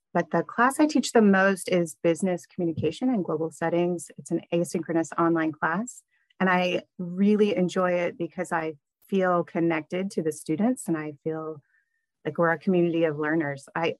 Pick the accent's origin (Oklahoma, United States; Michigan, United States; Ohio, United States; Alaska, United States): Oklahoma, United States; Norman; moved away; also born or lived in Midwest City, Oklahoma; I identify as from Norman. I was born in Oklahoma City, but came home from the hospital to Norman. We moved to a town called Midwest City for a little while after my parents became a family.